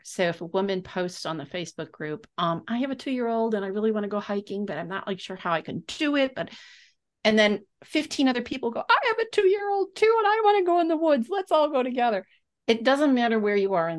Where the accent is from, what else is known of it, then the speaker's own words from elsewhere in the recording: Texas, United States; I'm from Texas